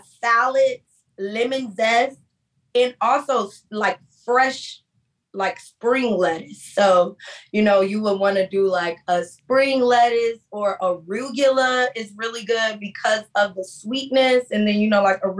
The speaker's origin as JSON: {"language": "English", "town": "Miami", "region": "Florida", "country": "United States", "said": "I'm from Miami."}